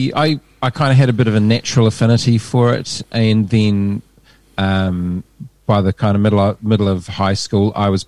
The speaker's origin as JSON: {"language": "English", "town": "Hamilton", "region": "Waikato", "country": "New Zealand", "tie": "born or raised there", "moved": "yes", "lives_now": "Hawke's Bay, New Zealand", "said": "I'm from the Tron"}